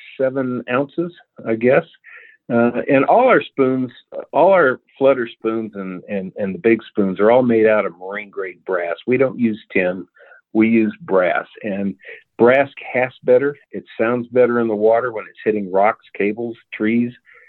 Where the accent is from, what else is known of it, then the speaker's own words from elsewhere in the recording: Cheyenne, Wyoming, United States; now in Richland, Missouri, United States; I'm originally from Cheyenne, Wyoming, but I live now in Richland, Missouri, which is just south of the Lake of the Ozarks. I served 25 years in the Army